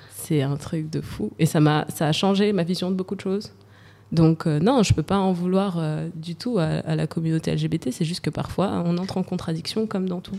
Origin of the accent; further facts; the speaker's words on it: Val-de-Marne, Île-de-France, France; J'ai grandi dans le 94. Euh, je je citerai pas le nom de ma ville, mais j'ai grandi dans le 94, le Val-de-Marne.